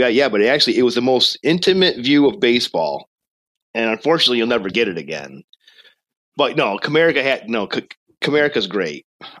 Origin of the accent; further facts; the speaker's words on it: Michigan, United States; Michigan, my home state